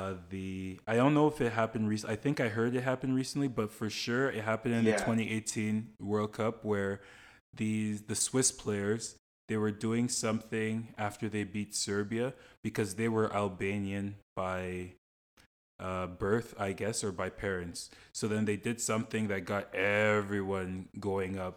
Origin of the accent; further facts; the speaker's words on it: Canada; I'm born in Canada, but my parents are both from Ghana. So technically I'm Canadian by passport and by birth.